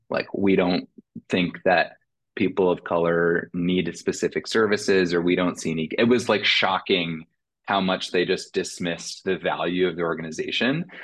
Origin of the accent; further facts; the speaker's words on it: Indiana, United States; woman of color in my hometown in Indiana